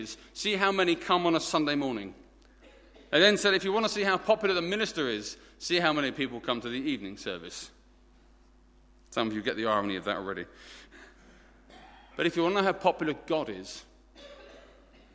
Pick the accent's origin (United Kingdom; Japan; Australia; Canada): United Kingdom; Essex, East of England; accent: Essex; My native tongue is Essex, and we speak our own language down there in it